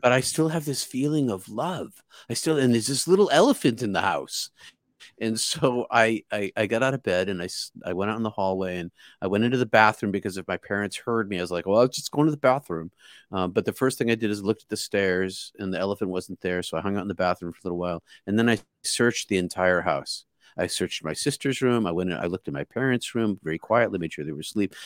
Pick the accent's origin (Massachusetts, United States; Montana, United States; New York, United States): Massachusetts, United States; outside of Boston; I grew up outside of Boston